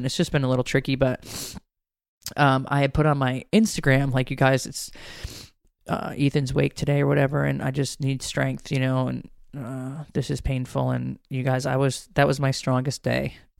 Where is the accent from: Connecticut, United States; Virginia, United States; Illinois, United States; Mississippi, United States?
Connecticut, United States; now in Georgia, United States; I don't even know what county I grew up in Connecticut, but I know I live in Fulton County in Georgia